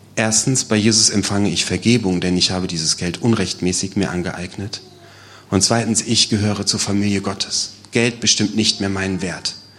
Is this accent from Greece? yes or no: no; Germany; als Deutsche, als Europäer